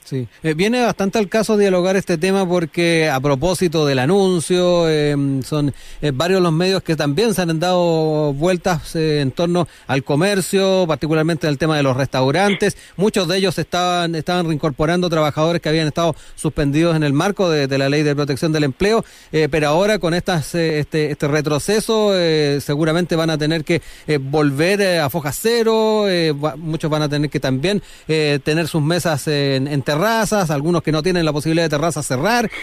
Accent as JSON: {"language": "Spanish", "country": "Chile", "said": "somos los chilenos"}